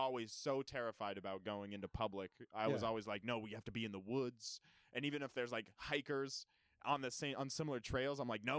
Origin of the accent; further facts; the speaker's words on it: Utah, United States; moved away; I lived in a town of cop collars. And, like, because I grew up in Utah.